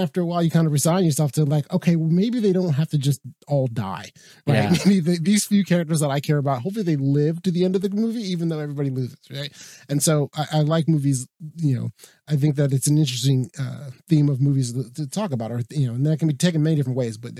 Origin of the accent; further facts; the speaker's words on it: United States; I'm an American.